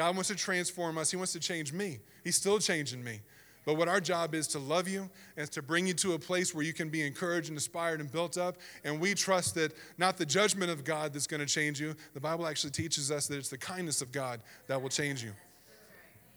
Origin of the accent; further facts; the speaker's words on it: the South, United States; moved away; I grew up in the South, and it was different over there